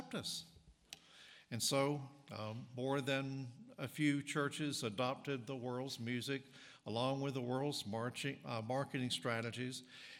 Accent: North Carolina, United States; accent: Southern; moved away as an adult; also born or lived in East Tennessee / Mississippi; now in Illinois, United States; I grew up in North Carolina and went to college in East Tennessee. So I am a native southerner

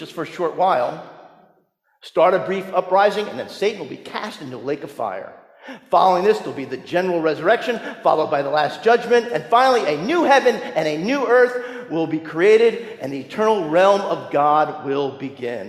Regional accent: New Jersey, United States; that church that I grew up in New Jersey

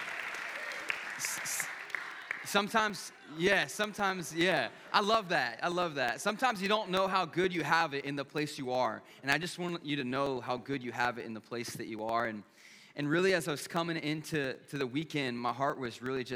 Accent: Pennsylvania, United States; moved away as an adult; also born or lived in Lakeland, Florida; I was born and raised in Pennsylvania

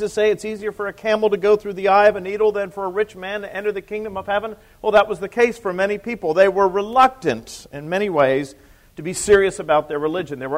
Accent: United States

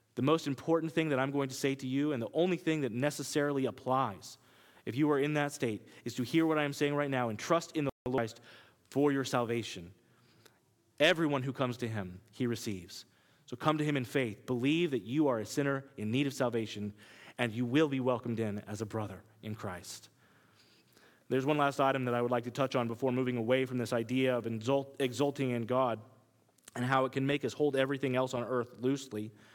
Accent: Kansas, United States; accent: Kansas; now in New York, United States; my Kansas accent

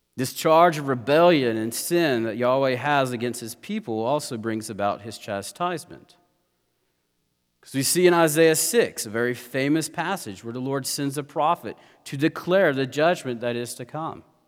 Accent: United States; as Americans

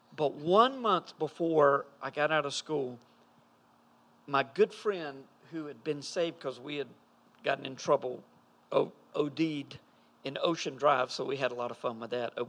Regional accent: Fuquay-Varina, North Carolina, United States; I grew up in Fuquay. We were in the same town.

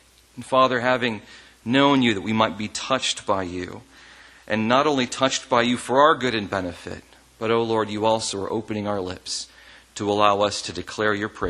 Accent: Ohio, United States; also born or lived in north of the US; And I am originally from Ohio, but I've lived all over the north in differing places.

